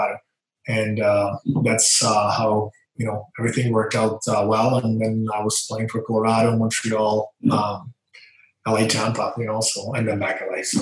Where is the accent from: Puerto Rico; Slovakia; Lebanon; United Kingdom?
Slovakia; Banská Bystrica, Banská Bystrica Region; moved away; I'm from Slovakia, from a small town, Banská Bystrica.